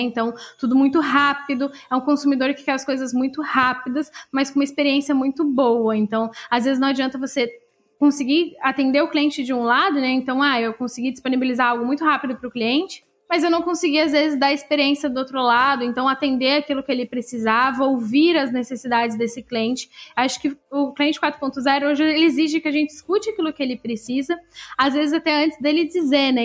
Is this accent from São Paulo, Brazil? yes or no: no; Santa Catarina, Brazil; also born or lived in Florianópolis / Blumenau / Piçarras; eu sou aqui de Santa Catarina, eu morei em algumas cidades aqui em Santa Catarina